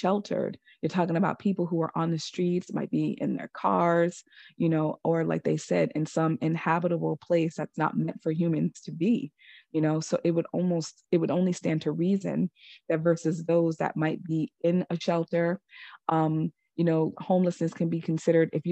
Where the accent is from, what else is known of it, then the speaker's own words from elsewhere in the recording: New York, United States; my home state